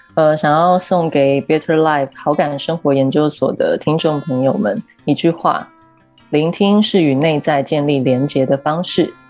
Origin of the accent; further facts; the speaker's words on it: Keelung, Taiwan; moved away as an adult; also born or lived in Taipei; 基隆是我生长的地方嘛，我， 我一直到十八岁才离开基隆，然后搬到台北